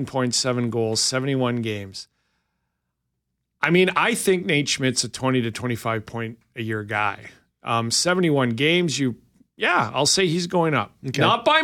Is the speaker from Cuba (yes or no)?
no; Albuquerque, New Mexico, United States; Where are you from, son? I'm from Albuquerque.